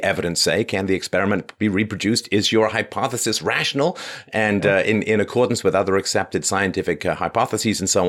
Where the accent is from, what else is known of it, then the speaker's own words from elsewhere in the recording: England, United Kingdom; I was raised in England